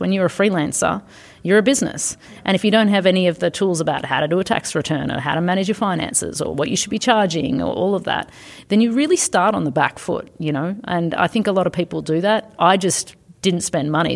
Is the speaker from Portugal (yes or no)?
no; Australia; moved away as an adult; also born or lived in United States / Canada / Belgium / United Kingdom; now in Asia; I'm originally from Australia